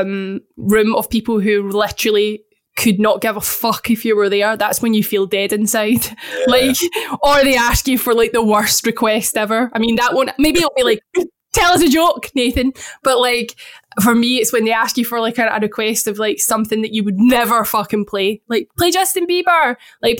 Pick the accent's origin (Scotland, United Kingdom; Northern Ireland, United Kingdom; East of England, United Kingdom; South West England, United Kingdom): Scotland, United Kingdom; I'm Scottish